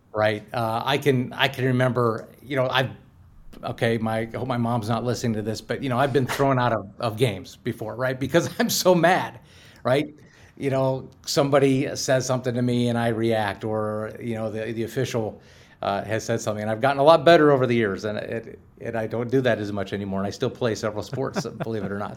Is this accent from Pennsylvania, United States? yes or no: yes; Pittsburgh, Pennsylvania, United States; also born or lived in Cincinnati; I'm from Pittsburgh